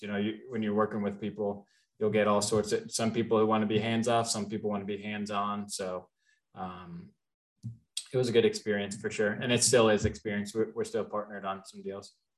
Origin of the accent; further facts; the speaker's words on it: Cincinnati, Ohio, United States; also born or lived in Kentucky; I was born in Cincinnati, raised there, went to University of Kentucky